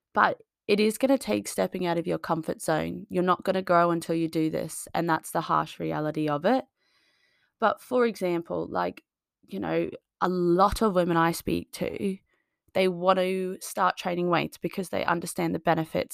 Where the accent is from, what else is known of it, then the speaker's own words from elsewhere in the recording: Australia; moved away as an adult; now in United Kingdom; I moved from Australia on my own six, seven years ago